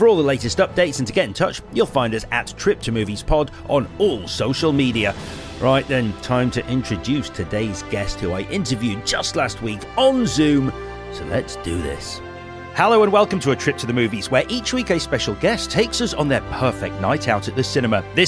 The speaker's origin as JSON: {"language": "English", "town": "Leeds", "region": "Yorkshire and the Humber", "country": "United Kingdom", "tie": "born or raised there", "said": "Leeds is my hometown"}